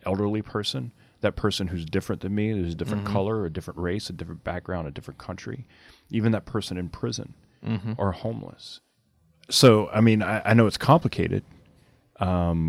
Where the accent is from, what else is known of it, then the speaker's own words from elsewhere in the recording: Cajun, Louisiana, United States; I'm a Cajun man